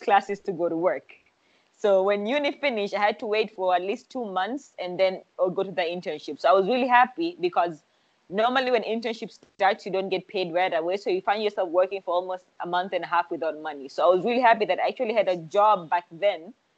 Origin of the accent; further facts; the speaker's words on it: Zanzibar, Tanzania; also born or lived in Dar es Salaam, Tanzania; I am from Zanzibar.